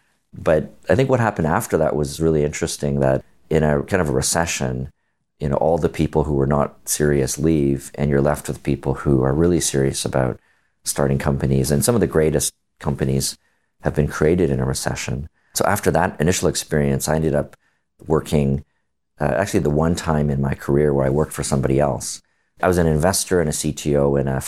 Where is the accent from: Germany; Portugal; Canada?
Canada; I'm Canadian